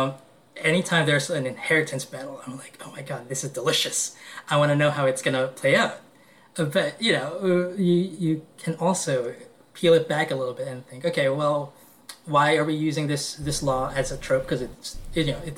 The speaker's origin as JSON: {"language": "English", "country": "Philippines", "moved": "yes", "lives_now": "New York, United States", "said": "I'm Filipino"}